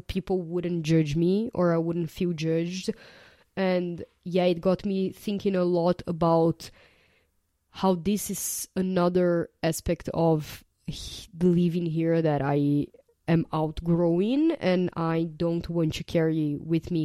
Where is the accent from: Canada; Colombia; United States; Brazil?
Brazil; moved away as an adult; I was born and raised in Brazil